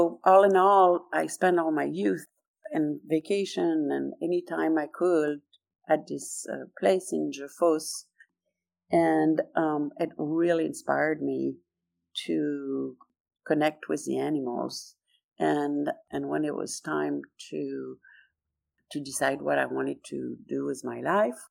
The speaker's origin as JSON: {"language": "English", "town": "Paris", "region": "Île-de-France", "country": "France", "tie": "born or raised there", "second_language": "English", "moved": "as an adult", "lives_now": "Los Angeles, United States", "said": "I grew up in Paris"}